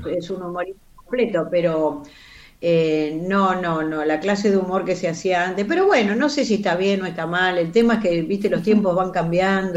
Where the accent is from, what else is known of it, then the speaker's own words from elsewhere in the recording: Carlos Tejedor, Buenos Aires Province, Argentina; moved away as an adult; Y yo soy nacida y criada en un pueblito donde el cine era lo